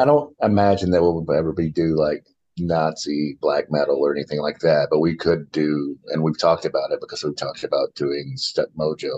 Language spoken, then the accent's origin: English; Kentucky, United States; moved away; I'm from Kentucky, as where two of the other people on the podcast currently reside